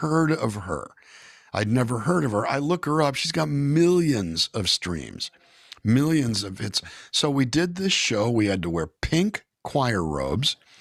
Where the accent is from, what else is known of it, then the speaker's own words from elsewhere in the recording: California, United States; I'm from California